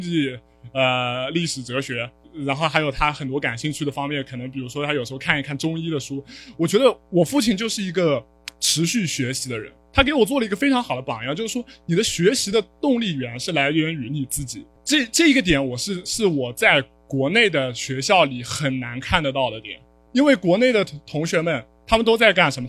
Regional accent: Hangzhou, Zhejiang, China; 我是杭州人

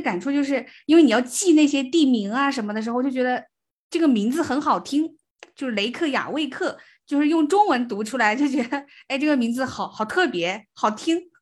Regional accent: the South, southern China, China; 我们是南方人嘛，就嗯，从嗯。小都生活在比较热，比如说冬天还不见得会下雪

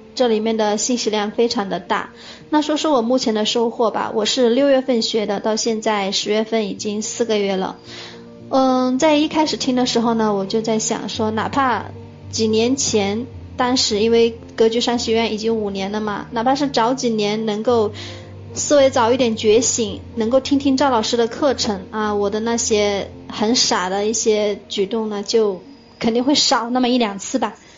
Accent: Hunan, China; now in Dongguan, China; 我是来自湖南，我现在住在东莞

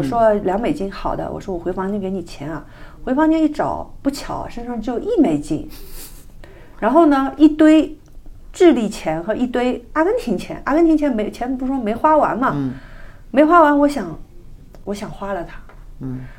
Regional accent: China; 我是个中国人

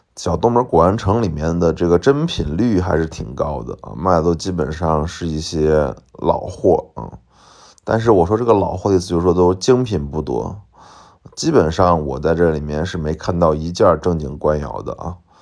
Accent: Shaanxi, China; accent: Shaanxi dialect; 我马上用陕西话回了一句说，我是陕西的

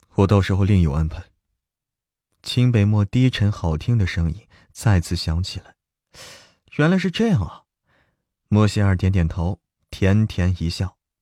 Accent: China; 我来自中国啊。来自中国

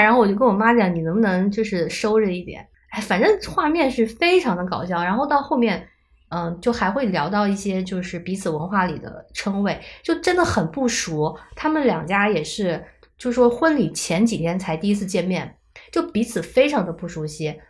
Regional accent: China; moved away; 我们中国人

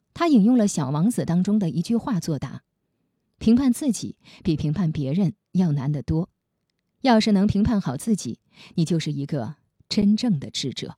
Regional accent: China; 我们中国人

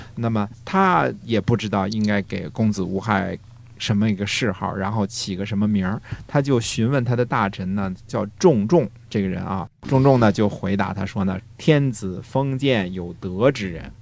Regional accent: China; 我们中国人最容易的就是你说你的，我说我的

